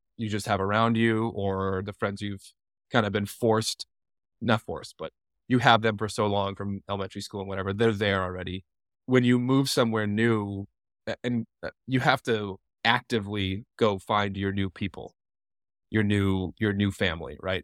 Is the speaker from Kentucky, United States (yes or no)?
no; Lino Lakes, Minnesota, United States; moved away as an adult; now in Jackson, United States; I was born and raised in a suburb of Minneapolis, Minnesota called Lionel Lakes, Minnesota